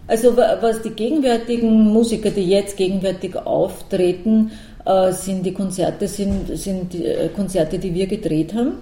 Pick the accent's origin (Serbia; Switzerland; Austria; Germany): Austria; Lower Austria; ich bin zwar keine Wienerin, ich bin in Niederösterreich aufgewachsen